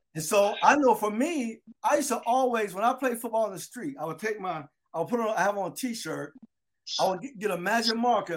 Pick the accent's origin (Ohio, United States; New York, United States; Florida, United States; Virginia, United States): Florida, United States; Delray Beach; I'm from Delray Beach